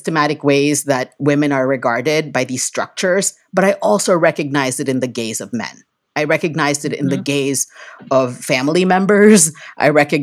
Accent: Philippines; I grew up in the Philippines

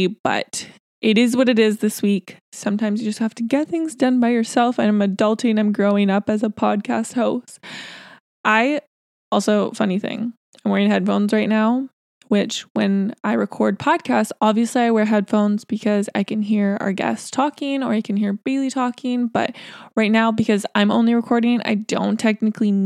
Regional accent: Surrey, British Columbia, Canada; where we're from Surrey, BC

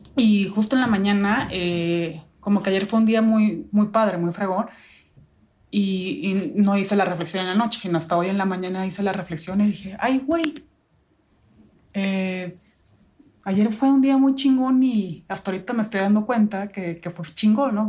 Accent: northern Mexico, Mexico; Yo soy norteña

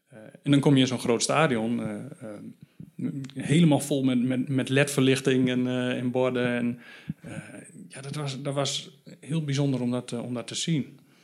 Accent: Valthermond, Drenthe, Netherlands; in het dorp waar ik vandaan kom. Uh, Valtemond, 2000 inwoners. vlakbij Emmen, ook in Drenthe

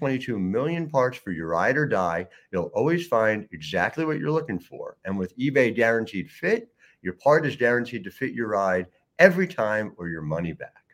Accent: just outside of Philadelphia, Pennsylvania, United States; I grew up just outside of Philly

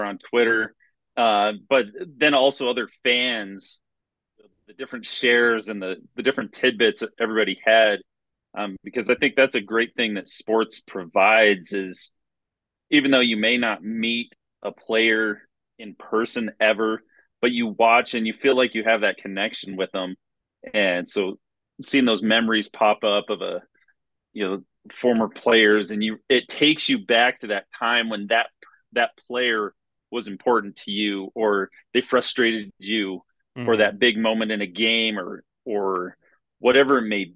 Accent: South Central Colorado, United States; we grew up in South Central Colorado, where we lived out in the middle of nowhere

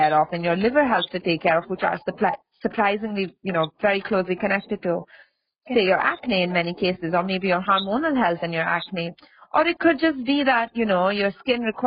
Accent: Australia; I grew up in Australia

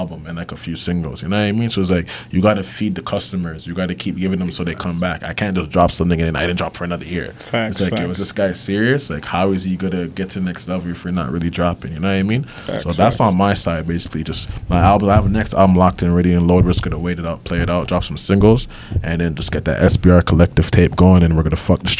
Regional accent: New York, United States; I'm a young Harlem nigga

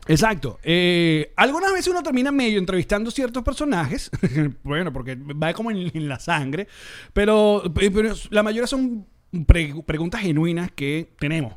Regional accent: Venezuela; como venezolanos

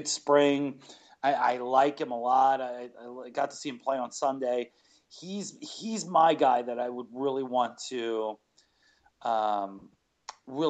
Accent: Winnipeg, Manitoba, Canada; I was born in Winnipeg

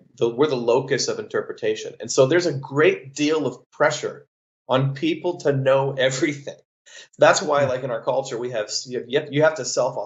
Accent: Canada; I'm actually Canadian. I grew up 45 minutes from where he grew up

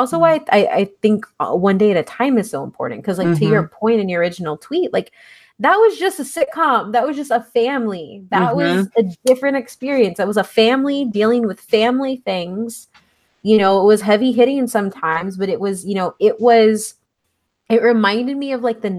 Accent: San Antonio, Texas, United States; I come from San Antonio

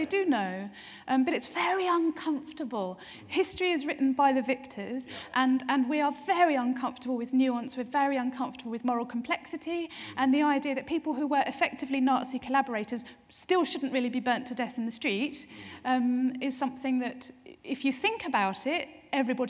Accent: Essex, East of England, United Kingdom; now in Norwich, United Kingdom; born and brought up in Essex, living in Norwich

